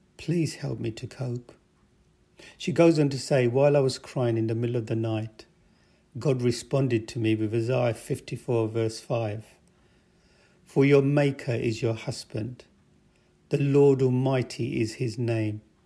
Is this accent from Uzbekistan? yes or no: no; England, United Kingdom; also born or lived in Pakistan; I was born in Pakistan, And I came to England in nineteen sixty-three with my parents